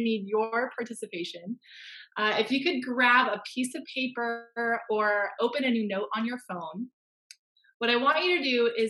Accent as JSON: {"language": "English", "town": "Fresno", "region": "California", "country": "United States", "tie": "born or raised there", "moved": "as an adult", "lives_now": "Ontario, Canada", "said": "I am from Fresno. I just moved to Ontario, Canada just over a year ago"}